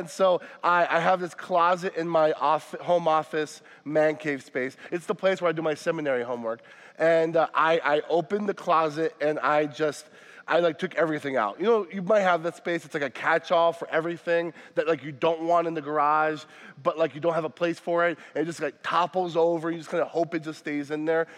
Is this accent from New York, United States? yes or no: no; Florida, United States; now in Wisconsin, United States; I'm not from Wisconsin. I say this often. I'm from Florida